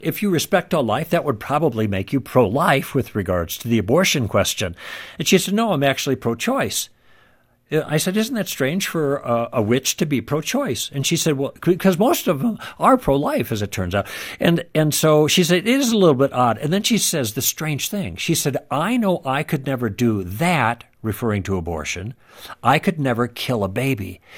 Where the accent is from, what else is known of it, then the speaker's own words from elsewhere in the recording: Midwest, United States; moved away; also born or lived in Los Angeles; I grew up in the Midwest